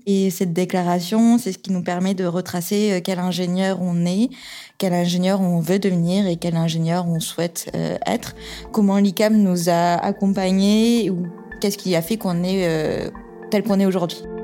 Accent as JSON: {"language": "French", "town": "Toulouse", "region": "Occitania", "country": "France", "tie": "born or raised there", "also_born_or_lived": "Tours / Angers", "moved": "as an adult", "said": "ma région d'origine, c'est Toulouse. C'est là où j'ai grandi"}